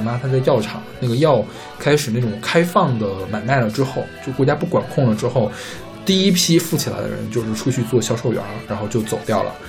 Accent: Heilongjiang, China; now in Luoyang, China; 因为我是在黑龙江长大，但是我们家现在搬到洛阳，

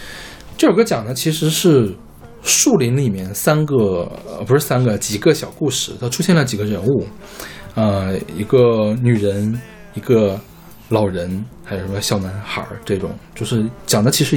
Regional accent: China; 因为看我是个中国人，自己一个走

